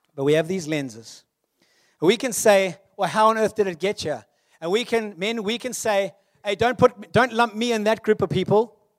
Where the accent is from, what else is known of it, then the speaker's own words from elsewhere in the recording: South Africa; I am South African, born in nineteen eighty-three. A millennial born during apartheid, but kinda schooled after apartheid